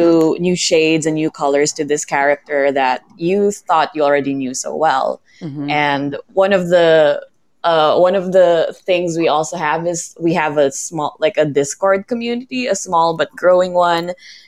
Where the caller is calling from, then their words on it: Philippines; I'm calling in from the Philippines.